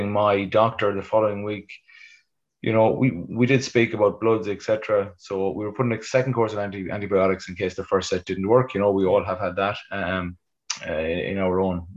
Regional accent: Westport, Connacht, Ireland; I'm passing through my hometown of Westport

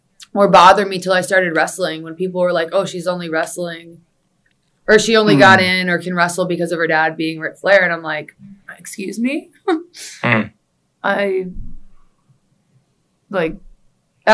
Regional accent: Charlotte, North Carolina, United States; moved away as an adult; also born or lived in Orlando, Florida; now in Florida, United States; Charlotte. Mm-hmm. Born and raised

